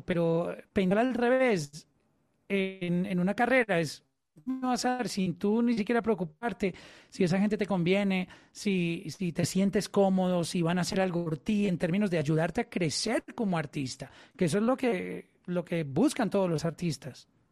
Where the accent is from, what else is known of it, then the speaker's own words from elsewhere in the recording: Colombia; en Colombia, en mi país